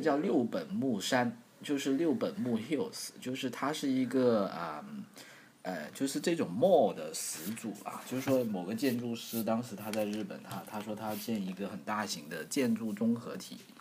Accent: China; 作为一个中国人

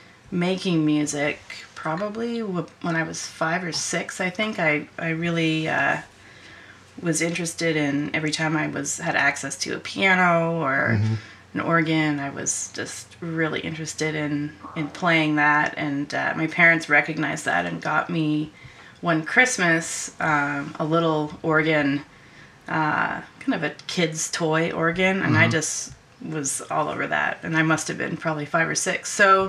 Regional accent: Northern Ontario, Canada; moved away as an adult; also born or lived in Seattle; I grew up in Northern Ontario

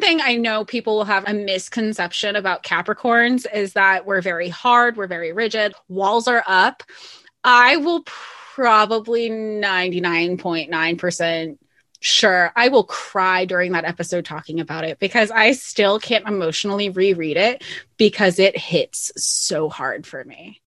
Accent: the South, United States; growing up in the South

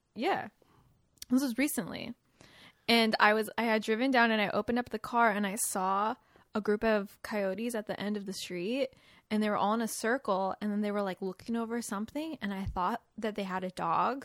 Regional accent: West Coast, United States; moved away; I'm from the West Coast

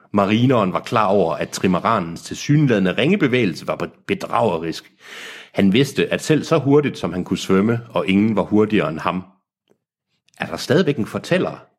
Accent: Aarhus, Central Denmark Region, Denmark; jeg kommer fra Aarhus.

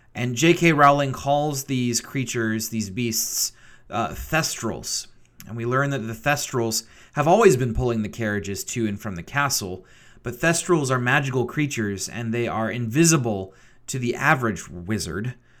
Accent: Richmond, Virginia, United States; moved away as an adult; also born or lived in Grove City, Pennsylvania; Richmond, Virginia, my hometown

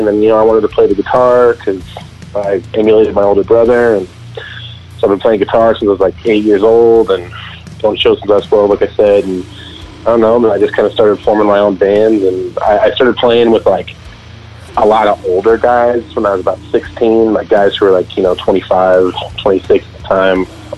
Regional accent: Denver, Colorado, United States; I was born and raised in Colorado, in Denver.

